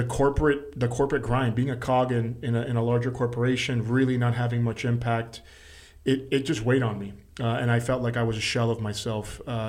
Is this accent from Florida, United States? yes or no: yes; Miami, Florida, United States; I was born in Miami.